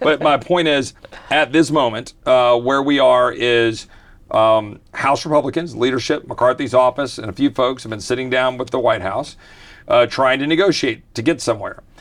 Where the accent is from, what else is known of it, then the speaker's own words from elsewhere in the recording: Virginia, United States; also born or lived in Texas; I was blessed to be a displaced Texan growing up in Virginia